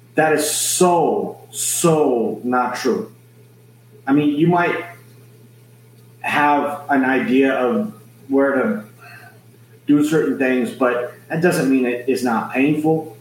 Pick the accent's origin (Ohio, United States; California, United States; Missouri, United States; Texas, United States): Texas, United States; San Antonio; I'm born and raised in San Antonio, Texas, South Texas